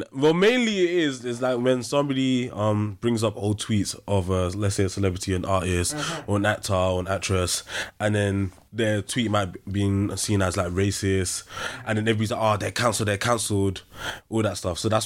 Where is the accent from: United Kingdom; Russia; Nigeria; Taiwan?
United Kingdom; London; I'm from South London.